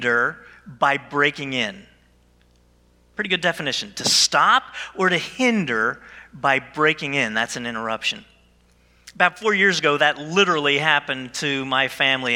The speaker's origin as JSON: {"language": "English", "region": "New Jersey", "country": "United States", "said": "I was from Jersey"}